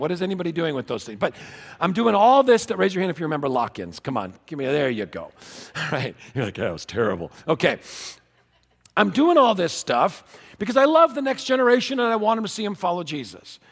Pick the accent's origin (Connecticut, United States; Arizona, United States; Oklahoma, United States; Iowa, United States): Connecticut, United States; I was born in Connecticut